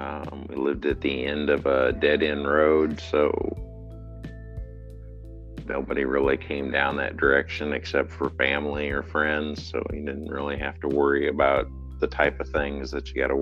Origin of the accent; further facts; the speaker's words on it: West Liberty, Iowa, United States; West Liberty, Iowa.